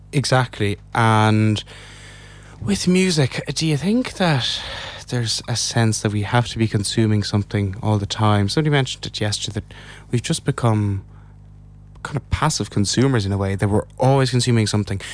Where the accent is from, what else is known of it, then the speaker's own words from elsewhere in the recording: Ireland; as an Irish person